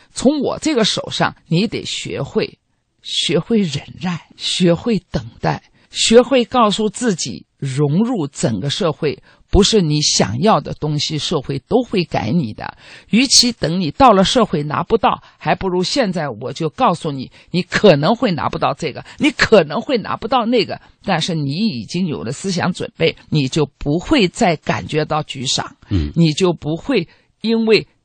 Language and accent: Chinese; Shanghai, China; moved away as an adult; now in Israel; 因为我是小的时候一直是在上海长大的